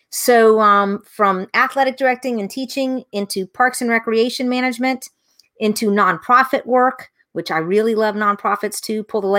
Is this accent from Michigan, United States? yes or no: no; Tampa, Florida, United States; So where I'm from, I'm originally from Tampa, Florida. So I'm one of those few who is born and raised right here in the same place that I continue to live. So we're a fourth generation Tampanian.